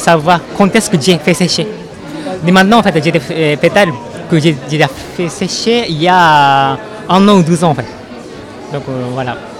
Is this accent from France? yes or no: yes; Vendée, Pays de la Loire, France; now in Nantes, France; on est originaire de Vendée toutes les deux maintenant on vit sur Nantes, mais on est originaire de Vendée.